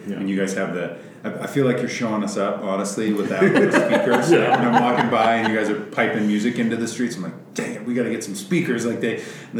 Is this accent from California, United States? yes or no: no; Billings, Montana, United States; So as somebody who's born and raised in Billings